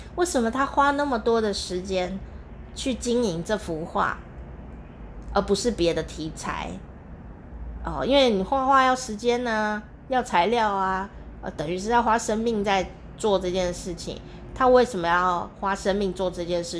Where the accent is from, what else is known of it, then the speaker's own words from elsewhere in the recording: Taichung, Taiwan; now in Kaohsiung, Taiwan; 我从台湾的中部，呃，的地方，开开开，开了三小时